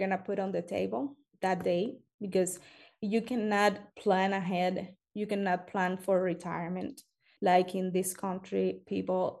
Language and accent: English; Cuba; now in United States; I am from Cuba